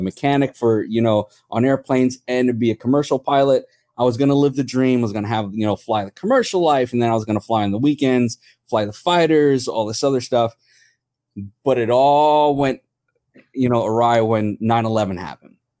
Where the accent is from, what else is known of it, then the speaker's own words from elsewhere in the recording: New York City, New York, United States; moved away; also born or lived in Atlantic City, New Jersey; I grew up in New York City.